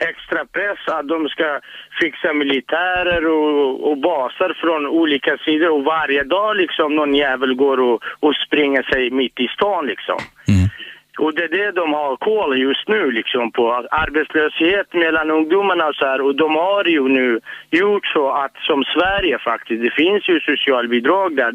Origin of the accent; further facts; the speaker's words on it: Kurdistan Region, Iraq; now in Sweden; där jag kommer ifrån, och det är fantastiskt.